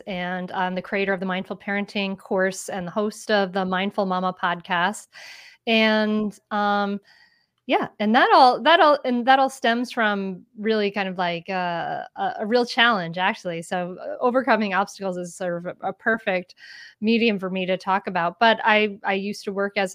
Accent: Bristol, Rhode Island, United States; also born or lived in Northern Delaware; now in Delaware, United States; I grew up in Bristol, the home of the really big 4th of July parade

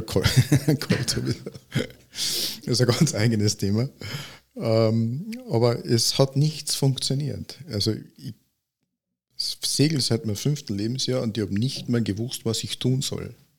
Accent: Villach, Carinthia, Austria

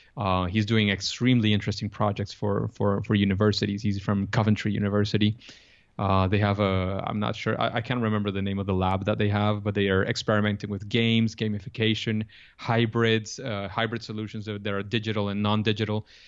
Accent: Venezuela; English is a second language; I come from Venezuela. I'm I'm from Latin America

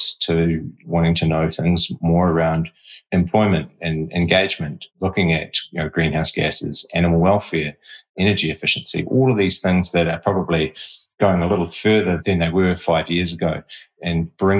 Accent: Te Awamutu, Waikato, New Zealand; Growing up in Te Awamutu, which is a rural community

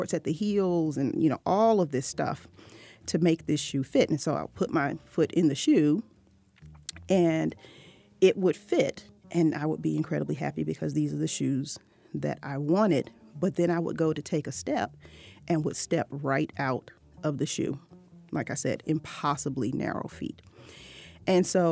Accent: Norfolk, Virginia, United States; my hometown in Norfolk, Virginia

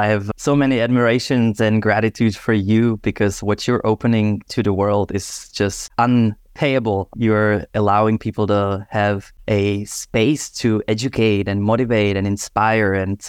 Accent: Czechia; I'm born and raised in Czech Republic, where I originally dabbled into DJing from young age.

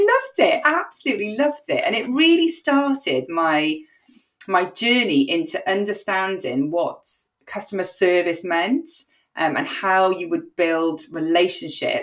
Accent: Cardiff, Wales, United Kingdom; I'm a very proud Cardiff born and bred girl.

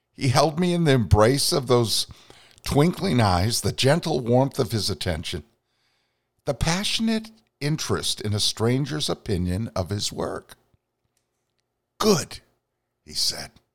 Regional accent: Vermont, United States; my native Northeast

